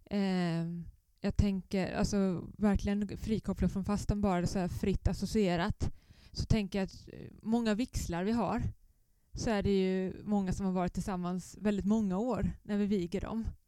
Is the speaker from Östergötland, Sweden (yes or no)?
yes; Östergötland, Sweden; accent: southern Östergötland dialect; also born or lived in Blekinge / Skåne / Nynäshamn; now in Helsingborg, Sweden; Men som ni hör på min dialekt så är jag inte skåning. Om ni vill placera den så är den i södra Östergötland. Men jag har jobbat i Blekinge, i Skåne, i Nynäshamn.